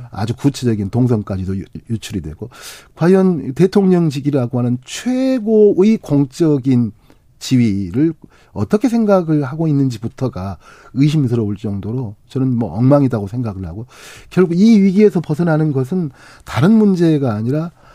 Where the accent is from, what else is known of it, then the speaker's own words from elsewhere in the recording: Honam, South Korea; 저도 이제 호남 사람이니까.